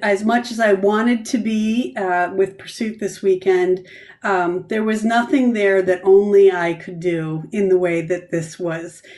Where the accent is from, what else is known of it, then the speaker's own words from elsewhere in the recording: Grand Rapids, Michigan, United States; now in Canton, United States; this is where I grew up. I grew up in Grand Rapids.